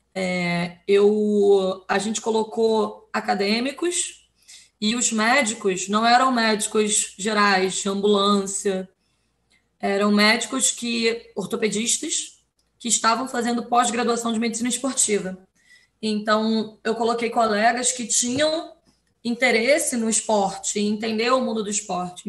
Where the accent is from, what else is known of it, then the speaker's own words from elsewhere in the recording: Rio de Janeiro, Brazil; Rio de Janeiro, né? De onde eu sou